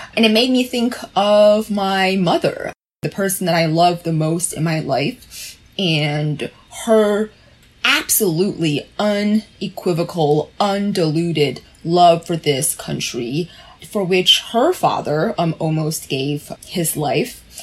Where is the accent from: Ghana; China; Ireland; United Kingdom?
China; now in United States; my mainlander background, as the two of you know, I was born in China